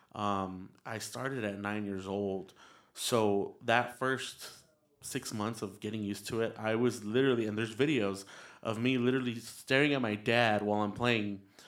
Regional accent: El Paso, Texas, United States; also born or lived in San Antonio, Texas; I was raised in El Paso, Texas

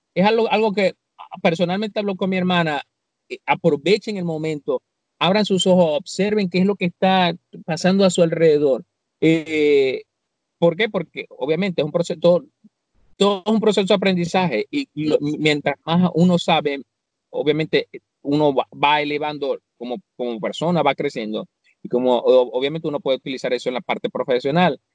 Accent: Venezuela; moved away; a nosotros como venezolanos

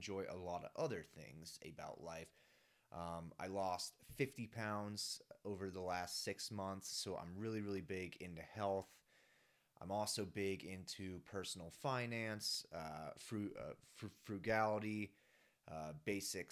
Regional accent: Dublin, Ohio, United States; moved away as an adult; now in Colorado, United States; I am originally from Dublin, Ohio, which is a suburb of Columbus, Ohio. I had a really, really great childhood

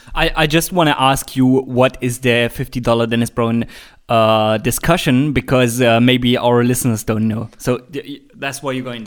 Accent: Leipzig, Saxony, Germany; here in my hometown in Leipzig

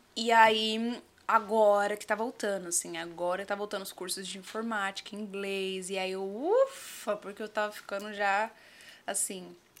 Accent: Diadema, São Paulo, Brazil; Eu sou nascida em Diadema, ali na... Diadema. Diadema, Portinari

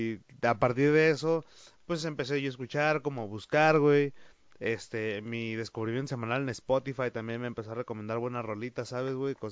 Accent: Mexico; aquí en México somos muy

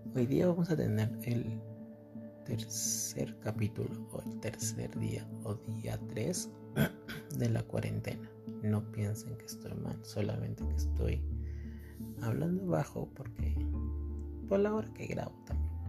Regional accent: Peru; somos peruanos

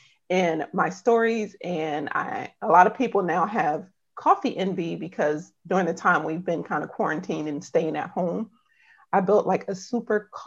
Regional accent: Upper Marlboro, Maryland, United States; I live in Upper Marlboro, Maryland.

